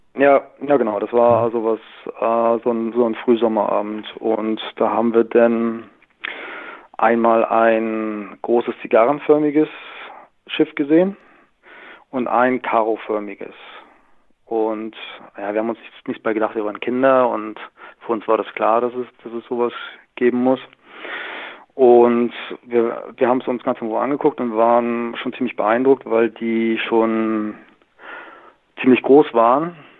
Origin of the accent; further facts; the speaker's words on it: Northern Germany, Germany; moved away as an adult; now in Southern Germany; ich bin gebürtiger Norddeutscher, bin mit 18 Jahren aber nach Süddeutschland gegangen und lebe hier seit 20 Jahren